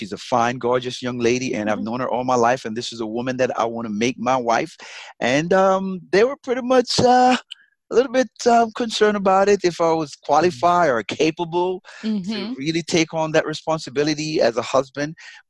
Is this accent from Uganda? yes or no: no; Jamaica; accent: Jamaican; moved away; And I kind of lost my Jamaican accent a little bit.